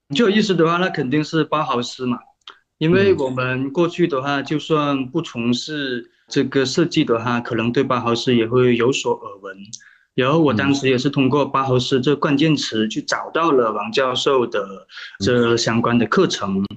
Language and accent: Chinese; Guangdong, China; also born or lived in Foshan; 我是嗯。广东人，啊，所以说我的普通话可能不是非常地符合大家 的那种感觉的准哈